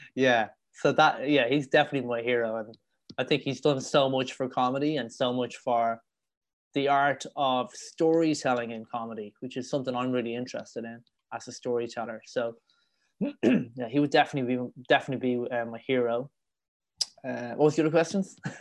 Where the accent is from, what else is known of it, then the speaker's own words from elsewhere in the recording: Dublin, Leinster, Ireland; accent: Irish; moved away as an adult; now in Madrid, Spain; growing up in Ireland. It was quite it was quite a rough upbringing in Dublin.